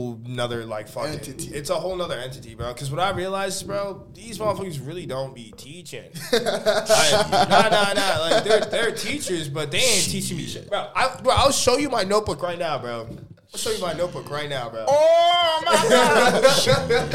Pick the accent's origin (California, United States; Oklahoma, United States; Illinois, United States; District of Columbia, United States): Illinois, United States; Chicago; I'm from Chicago